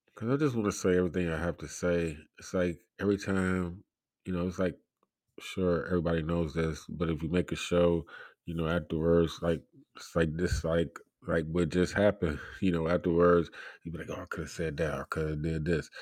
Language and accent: English; United States; I'm an American